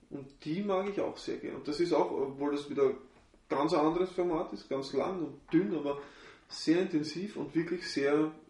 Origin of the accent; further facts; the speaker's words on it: Austria; bei uns in Österreich irgendwie so um die, was ist jetzt, 22,50 oder 24